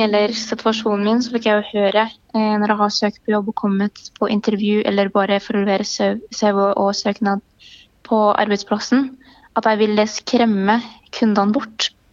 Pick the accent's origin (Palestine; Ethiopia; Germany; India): Palestine; Norwegian is a second language; now in Norway; jeg er født i Palestina